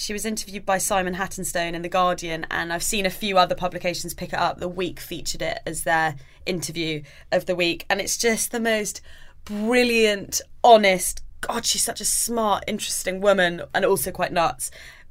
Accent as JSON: {"language": "English", "country": "United Kingdom", "tie": "born or raised there", "said": "I grew up in Britain. I'm British. My parents are British. You know, we've all lived here for millions of years."}